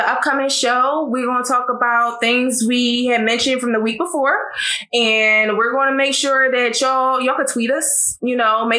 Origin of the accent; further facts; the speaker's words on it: Philadelphia, Pennsylvania, United States; I'm from Philly. I was born and raised here. However, my mother and my entire family is from North Augusta, Georgia. So I was technically raised in a Southern household.